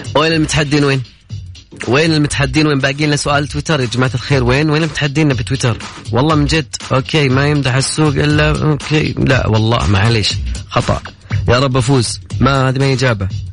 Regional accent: Sharqia, Egypt; من بلدياتي

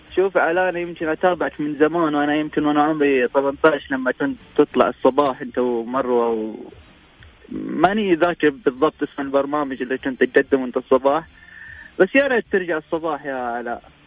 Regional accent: Egypt

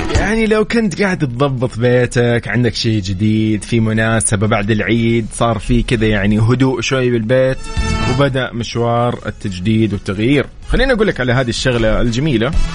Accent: Saudi Arabia; نحن العرب كسعوديين كمسلمين

